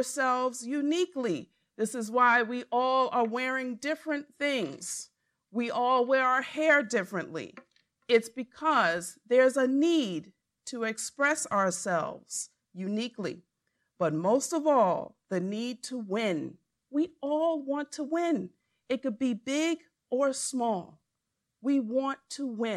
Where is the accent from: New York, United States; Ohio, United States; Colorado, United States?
New York, United States; Hempstead; where I was raised in Hempstead, New York